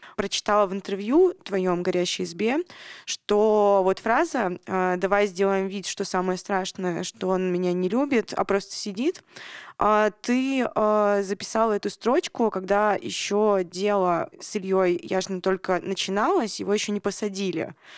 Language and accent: Russian; Nizhny Tagil, Sverdlovsk Oblast, Russia; Я тоже из Нижнего Тагила